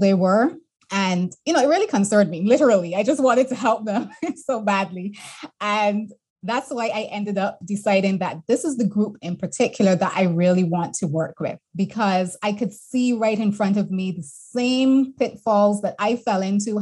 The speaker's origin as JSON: {"language": "English", "country": "Barbados", "tie": "born or raised there", "also_born_or_lived": "Boston / London / Canada", "moved": "as an adult", "said": "I'm born and bred in Barbados"}